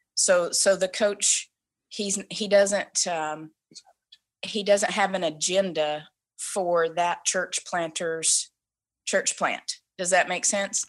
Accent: the Bible Belt, the South, United States; moved away as an adult; now in Vancouver, Canada; we come from the Bible Belt

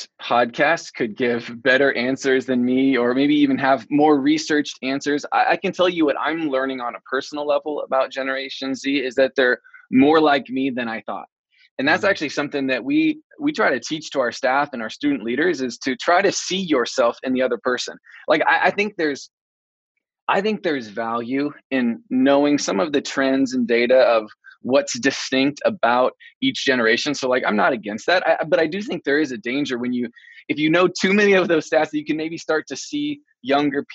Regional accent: Oregon, United States; moved away as an adult; now in Iowa, United States; I was from Oregon

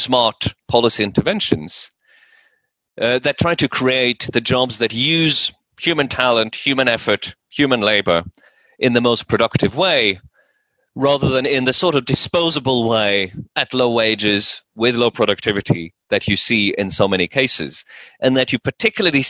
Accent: Norway; moved away as an adult; also born or lived in United States; I grew up in Norway, and in the 1980s in Norway

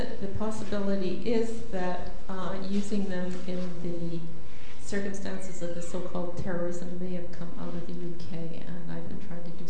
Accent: Canada; Coming from my own experience as a Canadian

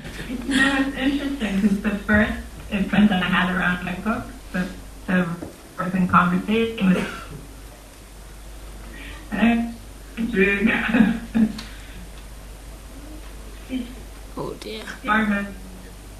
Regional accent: Egypt; I was born and raised in Egypt. I spent my whole life there.

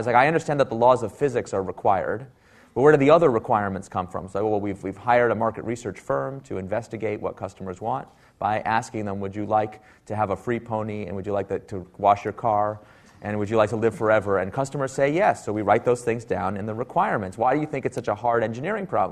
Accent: Silicon Valley, California, United States; I am from Silicon Valley

